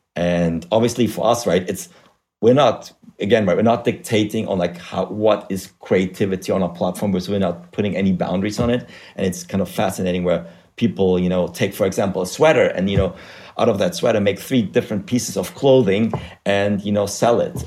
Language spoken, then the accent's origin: English; Germany; English is a second language; moved away as an adult; also born or lived in Spain / Africa / United States; now in London, United Kingdom; as you can hear from my weird accent, uh, I'm originally from Germany where I study economics, but I left, uh, gosh, uh, eternity ago, I think over 15 years ago